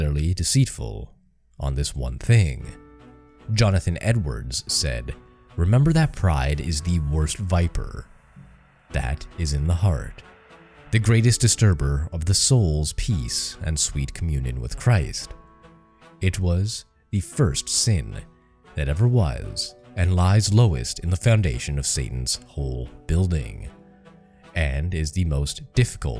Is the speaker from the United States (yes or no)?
no; Canada; I grew up in Canada